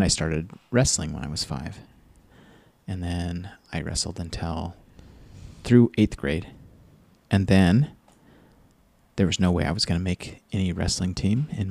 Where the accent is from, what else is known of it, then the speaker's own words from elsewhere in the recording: Utah, United States; moved away; where I grew up in Utah.